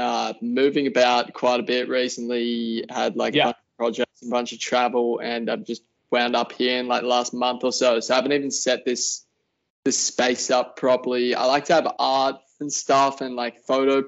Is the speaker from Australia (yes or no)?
yes; Wollongong, New South Wales, Australia; I'm born and raised in Wollongong, which is just the south Gong. Of Sydney.